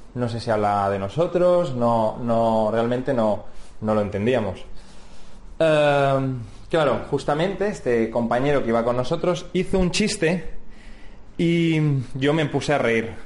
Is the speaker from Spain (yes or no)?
yes; Spain; somos españoles